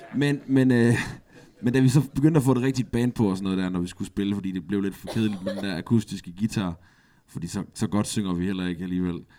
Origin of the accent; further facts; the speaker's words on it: Aarhus, Central Denmark Region, Denmark; Jeg er fra Latinakvarteret